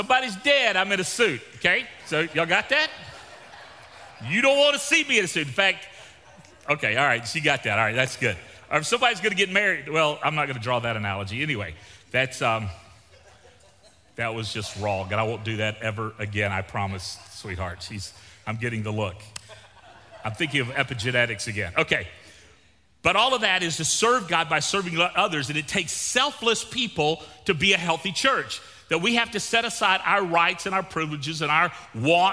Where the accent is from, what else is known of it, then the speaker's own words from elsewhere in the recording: Gulf Coast of Florida, United States; moved away; also born or lived in Victoria, Texas; I grew up on the Gulf Coast of Florida.